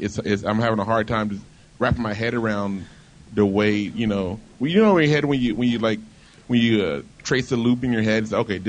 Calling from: Virginia Beach, Virginia, United States; Hey, Bobby. It's … from Virginia Beach.

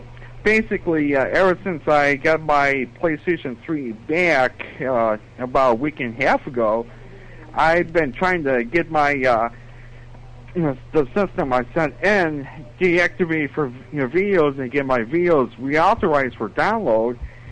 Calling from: Buffalo, New York, United States; from Buffalo, New York.

